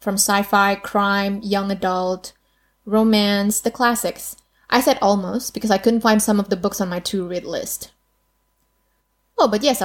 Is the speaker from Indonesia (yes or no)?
yes; Indonesia; English is a second language; Being Indonesian, obviously English wasn't my first language